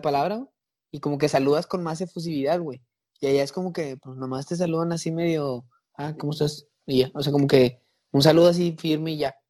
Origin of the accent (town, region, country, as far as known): Mexico